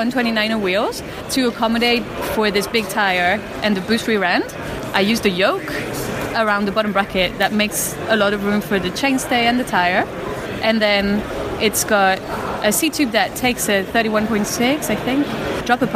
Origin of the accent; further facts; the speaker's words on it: Belgium; I come from Belgium and I make Mercury bikes